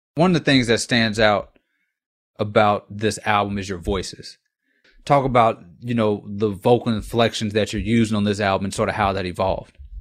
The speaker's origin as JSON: {"language": "English", "town": "Lafayette", "region": "Louisiana", "country": "United States", "tie": "born or raised there", "said": "I was born in Lafayette, Louisiana. One of the things about being from a place like Lafayette"}